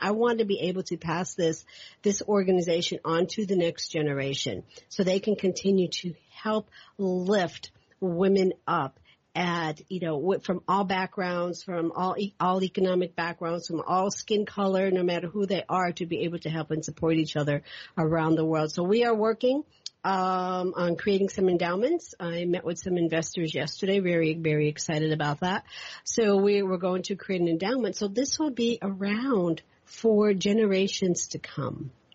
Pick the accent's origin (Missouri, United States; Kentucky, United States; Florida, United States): Kentucky, United States; Louisville; moved away; also born or lived in Northeast United States; I'm from from Kentucky, Louisville, Kentucky. I spent a lot of my time in the Northeast